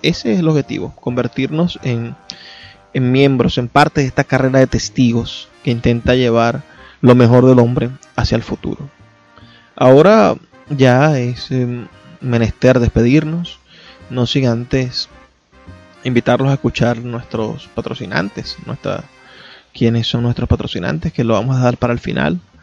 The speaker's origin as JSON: {"language": "Spanish", "region": "Zulia", "country": "Venezuela", "said": "soy zuliano por lo que hago en conjunto como sociedad del Zulia"}